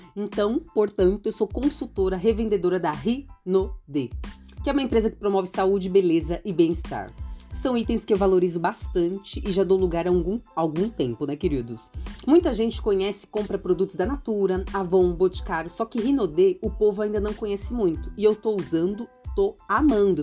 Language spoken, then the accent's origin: Portuguese; São Paulo, Brazil; eu sou de São Paulo capital